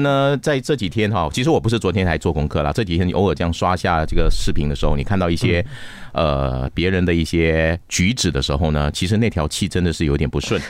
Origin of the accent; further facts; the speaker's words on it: Johor Bahru, Johor, Malaysia; 我的新山，啊，我的新山，我的家乡，我的新山